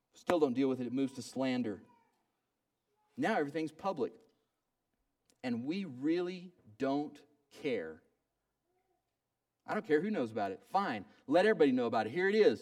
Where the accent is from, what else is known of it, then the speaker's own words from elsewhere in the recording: Oklahoma, United States; When I was growing up in Oklahoma, we had a yard.